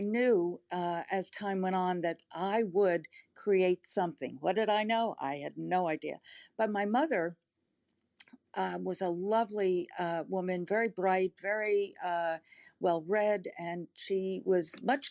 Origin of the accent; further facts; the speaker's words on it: Long Island, New York, United States; now in Texas, United States; But I grew up on Long Island, not too far outside of the city.